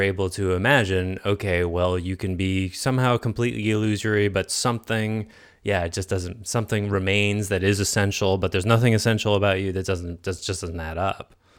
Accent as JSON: {"language": "English", "town": "Concord", "region": "Massachusetts", "country": "United States", "tie": "born or raised there", "said": "I grew up in Concord, Massachusetts, where Thoreau's Pond, Walden Pond was about a mile from where I grew up."}